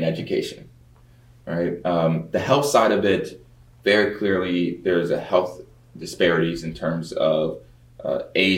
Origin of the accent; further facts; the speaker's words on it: Baltimore, Maryland, United States; moved away; also born or lived in Nashville, Tennessee / Stanford, California; I grew up in Baltimore, Maryland, born in Nashville, Tennessee